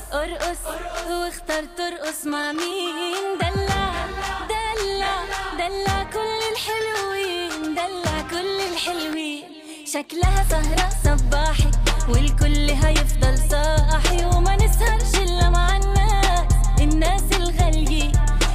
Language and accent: English; Singapore; now in Melbourne, Australia; No, I mean, I come from Singapore. Like, everything has to be on time, like super OCD.